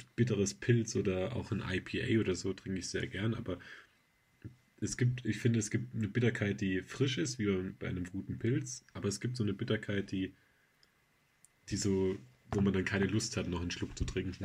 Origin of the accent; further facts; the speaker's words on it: Baden-Württemberg, Germany; jetzt kommen wir alle aus Baden-Württemberg